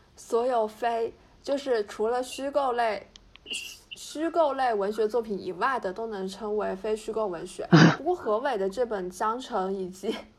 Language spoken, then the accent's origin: Chinese; Fujian, China; 我是福建人